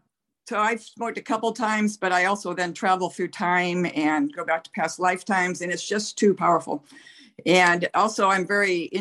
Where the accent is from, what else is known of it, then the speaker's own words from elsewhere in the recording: Nebraska, United States; I'm from Nebraska, and our particular parish, the last I knew, still did not allow girls on the altar